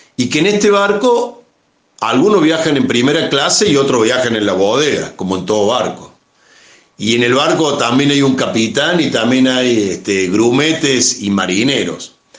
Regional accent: Córdoba, Argentina; somos cordobeses, argentinos

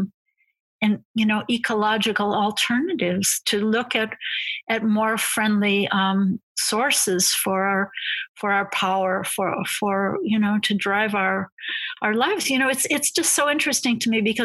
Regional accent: United States; as an American

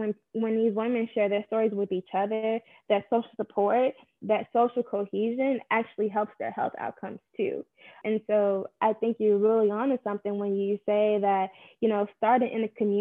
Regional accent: Chicago, Illinois, United States; I'm also born and raised in Chicago on the South Side too.

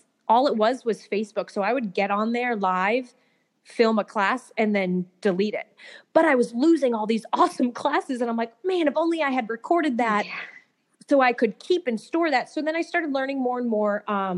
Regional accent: Massachusetts, United States; now in Atlanta, United States; I'm from Massachusetts. So I live down in outside of Atlanta

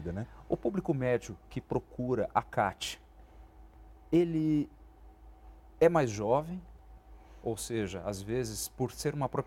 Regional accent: São Paulo, Brazil; eu sou do interior do estado de São Paulo

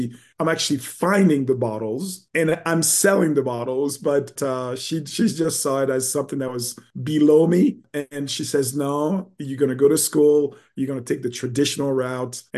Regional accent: Montreal, Quebec, Canada; also born or lived in Haiti; I was born in Haiti, and when I was about 4 or 5 years old, we moved to Montreal, Quebec.

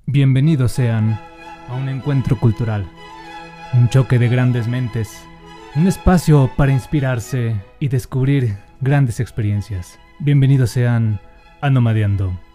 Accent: Monterrey, Nuevo León, Mexico; accent: regio; moved away; No sé si han notado en mi acento, pero hablo medio regio

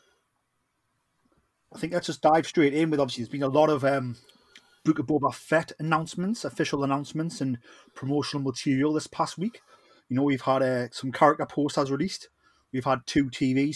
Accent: Geordie, North East England, United Kingdom

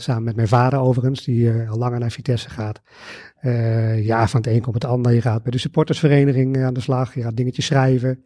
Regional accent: Arnhem, Gelderland, Netherlands; Ik ben geboren en getogen in Arnhem.

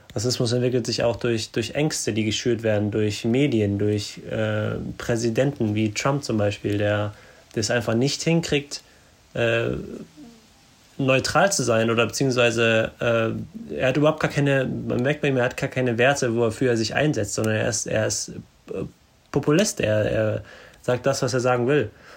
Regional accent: Germany; bei uns in Deutschland

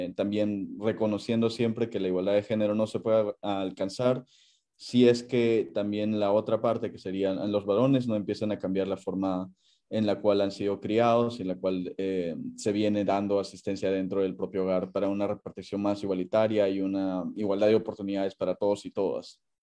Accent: Puno, Peru; moved away as an adult; also born or lived in Lima; now in Geneva, Switzerland; yo soy de nacionalidad peruana, yo nací en Lima, viví 15 años en Puno, luego regresé a Lima para continuar con mis estudios

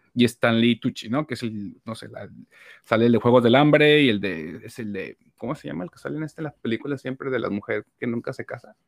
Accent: Mexico; nosotros como mexicanos también tenemos una eh, sociedad súper católica

